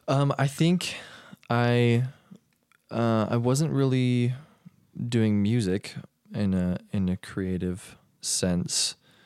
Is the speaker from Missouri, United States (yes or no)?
no; Arizona, United States; I grew up in Arizona.